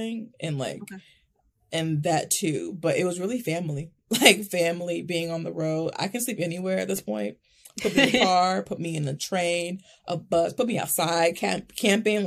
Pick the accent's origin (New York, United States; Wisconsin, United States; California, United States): Wisconsin, United States; Milwaukee; I'm born and raised in Milwaukee, Wisconsin, Midwest girl through and through.